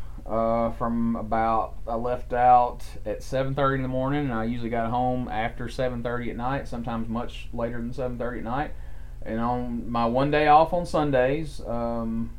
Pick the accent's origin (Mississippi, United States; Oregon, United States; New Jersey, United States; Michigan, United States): Mississippi, United States; now in Alabama, United States; I'm from Mississippi, and we've both lived in Alabama together now for quite a few years